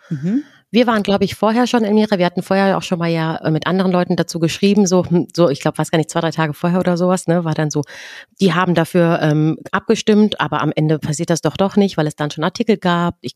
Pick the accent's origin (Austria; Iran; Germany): Iran; Gerade was so unsere eigene Identifikation mit dem Land als Iranerin